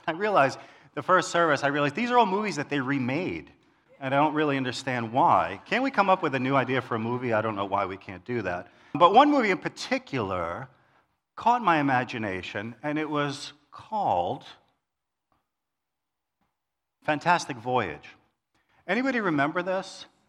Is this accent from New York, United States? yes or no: yes; New York City, New York, United States; So this week I thought about when I grew up in New York City, in Queens. Some of you can hear the accent.